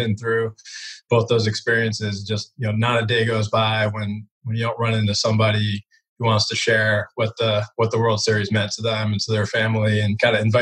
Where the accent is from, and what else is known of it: Brookline, Massachusetts, United States; born or raised there; also born or lived in Boston